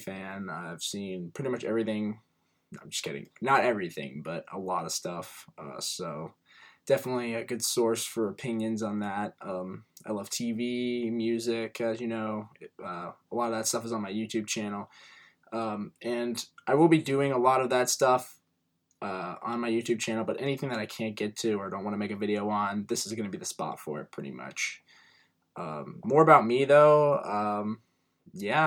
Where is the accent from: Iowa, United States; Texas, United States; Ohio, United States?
Ohio, United States; Cincinnati; I'm from Cincinnati, Ohio.